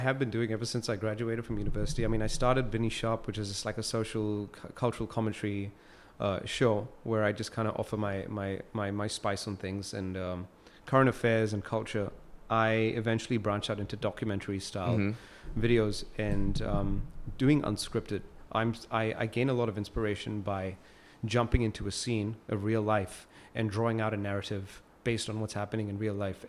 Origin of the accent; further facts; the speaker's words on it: Singapore; I just believe growing up in Singapore and local education that film was too ambitious lah.